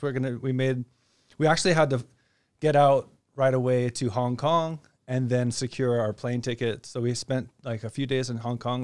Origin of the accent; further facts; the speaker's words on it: Hawaii, United States; also born or lived in Kansas City area / China; now in Phuket, Thailand; I'm from Hawaii, so I get to share some of my childhood growing up and learning to respect and, and honor the ocean